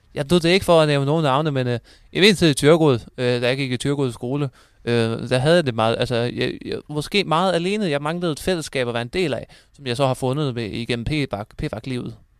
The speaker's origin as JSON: {"language": "Danish", "town": "Thyregod", "region": "Southern Denmark", "country": "Denmark", "also_born_or_lived": "Aarhus", "said": "jeg kommer også øh, fra Thyregod"}